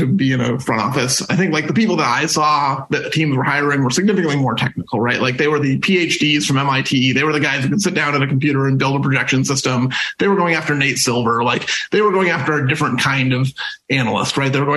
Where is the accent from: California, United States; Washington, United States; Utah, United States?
Washington, United States; SeaTac; growing up in SeaTac, listening to games on the radio